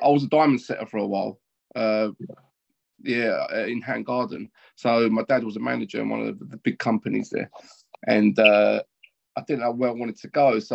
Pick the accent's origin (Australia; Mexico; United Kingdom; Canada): United Kingdom; London; So I always lived in East London. I grew up in East London.